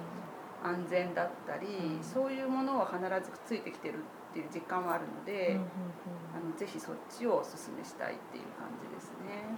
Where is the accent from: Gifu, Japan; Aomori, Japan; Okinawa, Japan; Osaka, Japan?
Osaka, Japan; Toyonaka; moved away as an adult; also born or lived in Setagaya, Tokyo; 大阪で生まれて、えー、大阪で育って途中ちょっと離れましたけれど